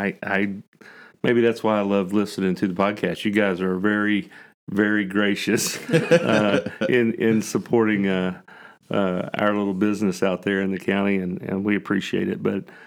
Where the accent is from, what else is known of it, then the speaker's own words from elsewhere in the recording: Huntington, West Virginia, United States; now in Proctorville, United States; We had lived in Proctorville, Ohio for a little while. I'm originally from Huntington, and we wanted to be closer to our business and to our friends